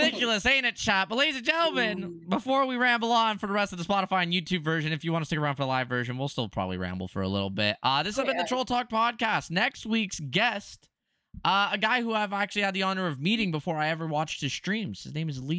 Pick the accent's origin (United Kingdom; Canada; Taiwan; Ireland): Canada; I'm Canadian